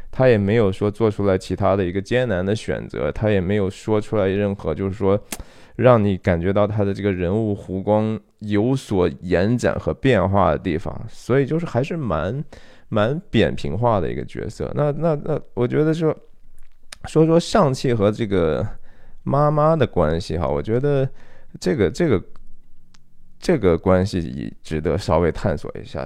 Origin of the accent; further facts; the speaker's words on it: China; 我们中国人